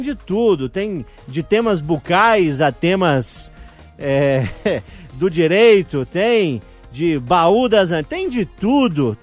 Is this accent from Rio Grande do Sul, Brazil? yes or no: no; Urucânia, Minas Gerais, Brazil; also born or lived in Mariana; Eu nasci em Cardosos, distrito de Urucânia, no interior. Nasci no hospital da cidade vizinha, mas me considero de Cardosos